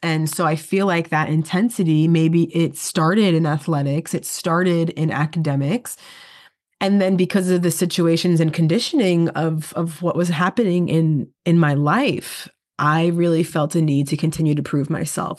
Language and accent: English; New York, United States; I'm a New Yorker